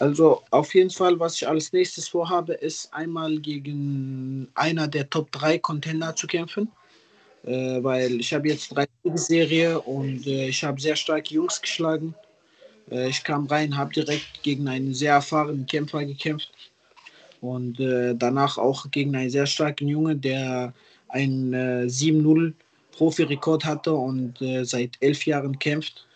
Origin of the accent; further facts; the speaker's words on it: Ruhrpott, North Rhine-Westphalia, Germany; ich komme ja aus hier aus Ruhrport auch selber